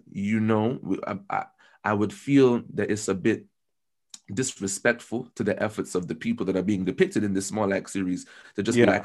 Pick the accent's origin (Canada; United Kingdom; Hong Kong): United Kingdom; So when I go to Trinidad, for example, I'm very British.